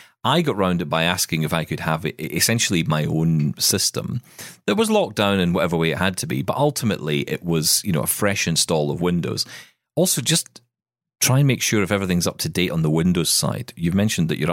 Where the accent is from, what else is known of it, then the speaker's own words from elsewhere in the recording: Scotland, United Kingdom; as a Scotsman